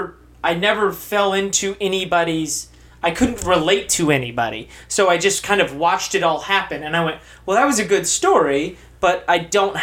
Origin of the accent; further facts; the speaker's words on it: Texas, United States; I grew up in Texas.